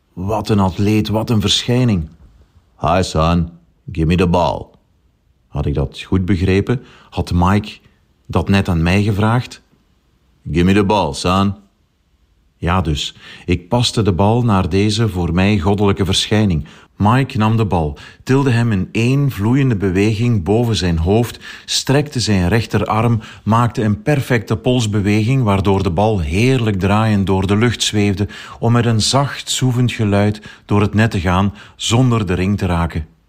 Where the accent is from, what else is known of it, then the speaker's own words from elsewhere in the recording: Tongeren, Flanders, Belgium; Als kind heb ik zelf een aantal jaar basketbal gespeeld bij mijn club in Tongeren, mijn geboorteplaats